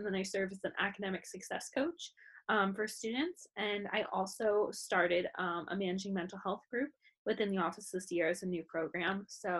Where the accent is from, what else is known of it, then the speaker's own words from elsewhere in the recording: Pennsylvania, United States; now in Boston, United States; Yeah, I'm originally from Pennsylvania